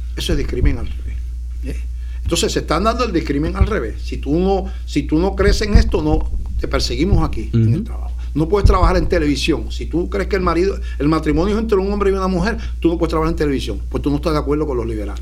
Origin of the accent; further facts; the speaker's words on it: Puerto Rico; Puerto Rico, para los que no ven otros países, está, pertenece a Estados Unidos, no somos ciudadanos americanos de nacimiento desde hace más de un siglo